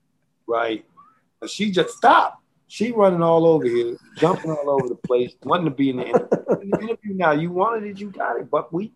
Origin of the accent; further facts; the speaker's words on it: Philadelphia, Pennsylvania, United States; also born or lived in West Coast; And I'm from Philly.